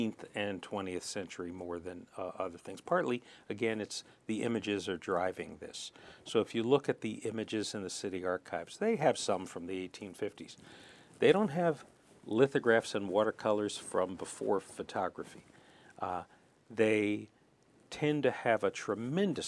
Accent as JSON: {"language": "English", "town": "Philadelphia", "region": "Pennsylvania", "country": "United States", "tie": "born or raised there", "said": "I was born on Broad Street"}